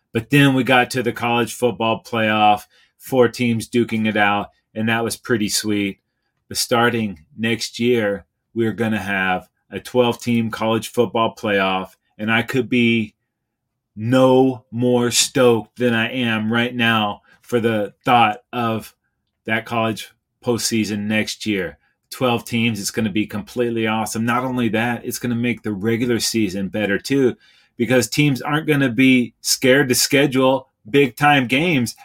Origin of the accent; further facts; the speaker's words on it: Norman, Oklahoma, United States; now in Los Angeles, United States; I grew up in Norman, Oklahoma. I live in Los Angeles now